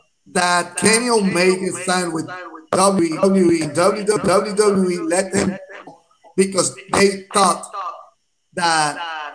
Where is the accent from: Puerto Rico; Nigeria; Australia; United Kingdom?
Puerto Rico; we're from Puerto Rico.